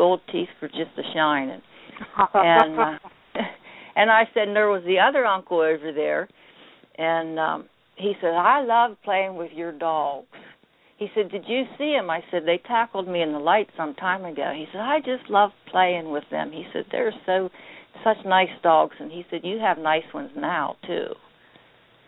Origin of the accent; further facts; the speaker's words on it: a small town outside of Bedford, Bedford County, Pennsylvania, United States; accent: Pittsburghese and hick; also born or lived in Pittsburgh, Pennsylvania; I grew up in a small town outside of Bedford, only a population of about 300 people.